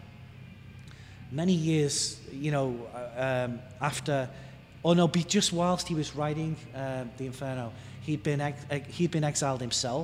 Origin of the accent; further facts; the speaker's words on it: Liverpool, North West England, United Kingdom; now in United States; my hometown of Toxteth in Liverpool